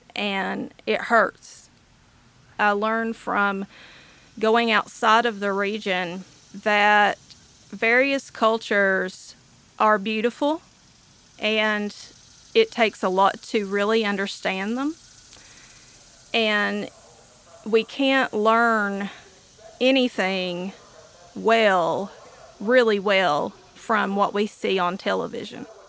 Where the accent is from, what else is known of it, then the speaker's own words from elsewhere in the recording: Eastern Kentucky, United States; I am an Appalachian or Eastern Kentuckian and I live in Whitesburg, Kentucky